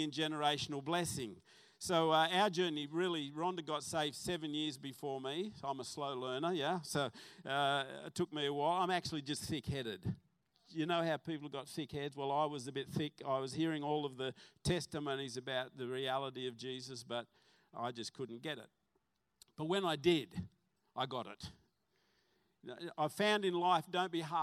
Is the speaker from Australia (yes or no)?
yes; Salamander Bay, New South Wales, Australia; also born or lived in Western Suburbs Hospital (Newcastle area) / Mayfield West; we moved to Port Stephens, and I grew up on a farm, Salamander Bay